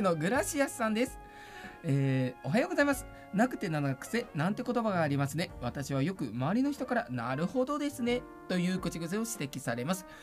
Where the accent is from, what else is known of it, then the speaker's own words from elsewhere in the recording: Nagoya, Aichi, Japan; 生まれも育ちも名古屋で